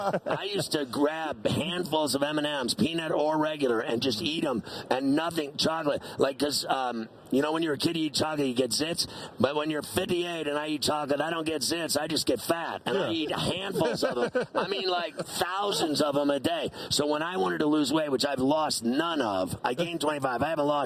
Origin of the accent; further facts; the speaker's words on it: New York, United States; Man, I'm a Steeler fan, but I love you because I'm from New York.